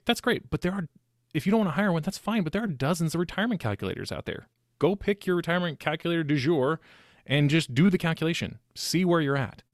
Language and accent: English; Sacramento, California, United States; also born or lived in Utah; I was born and raised in Sacramento.